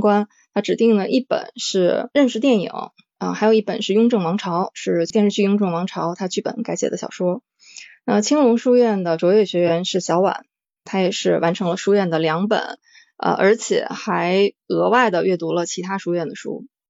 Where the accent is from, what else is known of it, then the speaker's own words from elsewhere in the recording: Northeast China, China; 我是来自东北的猫